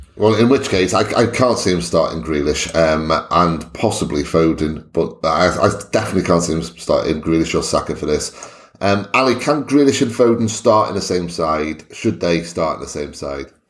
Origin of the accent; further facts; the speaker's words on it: Wales, United Kingdom; I'm Welsh